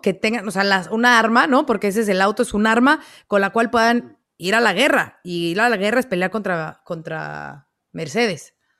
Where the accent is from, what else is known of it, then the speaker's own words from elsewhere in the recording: Mexico; como mexicana